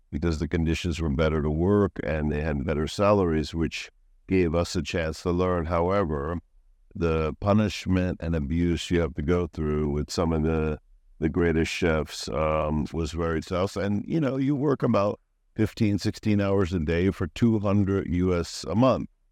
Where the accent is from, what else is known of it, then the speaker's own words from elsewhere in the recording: Florida, United States; moved away as an adult; also born or lived in New York City, United States / Switzerland / Lyon, France / Italy; now in Pattaya, Thailand; I'm originally born in New York, Lower East Side, Manhattan. and at eight years old, then I went to, uh, Florida.